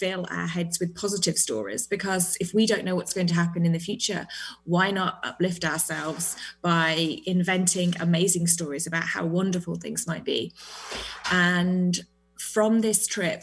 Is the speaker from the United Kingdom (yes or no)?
yes; United Kingdom; now in New Zealand; I am British, but I am currently in New Zealand.